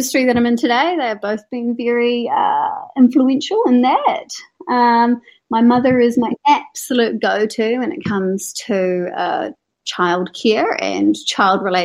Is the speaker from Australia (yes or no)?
no; Hamilton, Waikato, New Zealand; I grew up in Hamilton, one of 6 kids